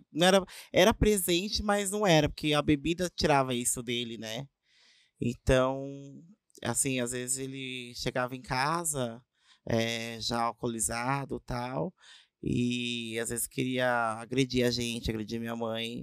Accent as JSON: {"language": "Portuguese", "town": "Avaré", "region": "São Paulo", "country": "Brazil", "tie": "born or raised there", "said": "Sou de Avaré, nasci aqui mesmo"}